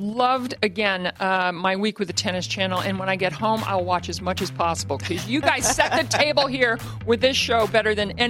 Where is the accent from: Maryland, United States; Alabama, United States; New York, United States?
Maryland, United States; Baltimore; near my hometown of Baltimore